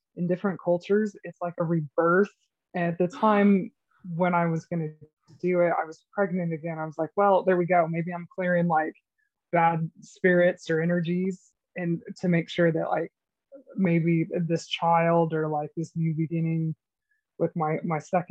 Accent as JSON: {"language": "English", "region": "Idaho", "country": "United States", "tie": "born or raised there", "said": "my summers growing up in Idaho"}